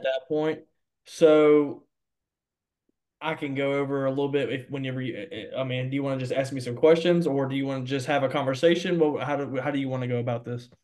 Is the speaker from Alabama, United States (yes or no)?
yes; Mobile, Alabama, United States; also born or lived in Sims, Alabama; I'm from Mobile, Alabama, born and raised in Mobile, Alabama.